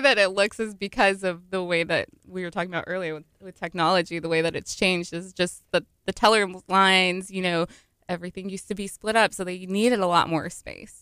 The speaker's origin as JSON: {"language": "English", "town": "Seabrook", "region": "Texas", "country": "United States", "tie": "born or raised there", "also_born_or_lived": "Austin, Texas", "moved": "as an adult", "said": "I grew up in Seabrook."}